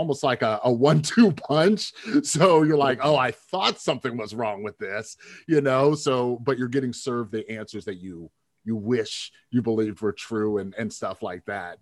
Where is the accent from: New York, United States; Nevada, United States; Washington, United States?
Nevada, United States; Las Vegas; I'm from Vegas